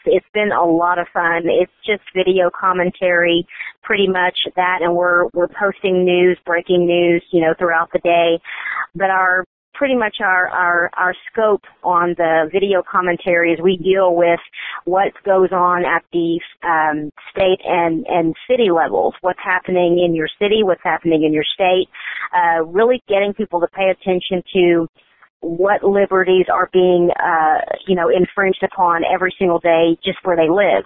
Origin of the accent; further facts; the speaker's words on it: Oklahoma, United States; moved away as an adult; now in Texas, United States; Oklahoma is is my home state. I was born in Texas, but I was raised in Oklahoma.